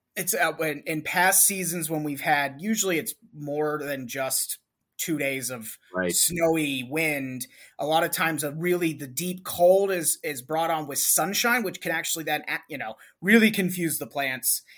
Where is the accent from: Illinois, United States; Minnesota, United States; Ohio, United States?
Ohio, United States; Cleveland; I'm from the Northeast Ohio, Cleveland area